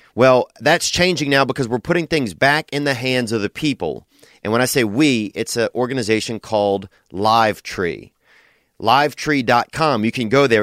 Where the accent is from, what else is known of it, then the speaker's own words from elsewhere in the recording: Covington, Louisiana, United States; moved away; In my hometown, a Mexican restaurant opened up in downtown Covington, Louisiana